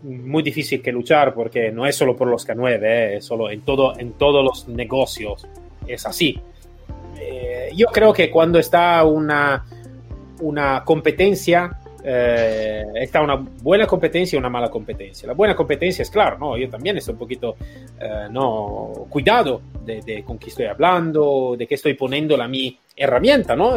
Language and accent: Spanish; Italy; Spanish is a second language; somos todos latinos, eh, italiano